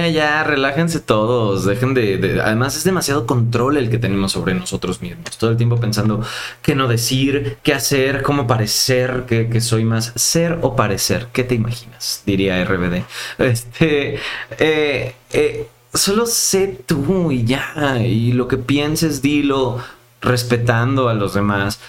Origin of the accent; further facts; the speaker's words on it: Mérida, Yucatán, Mexico; moved away as an adult; now in Mexico City, Mexico; yo soy de Mérida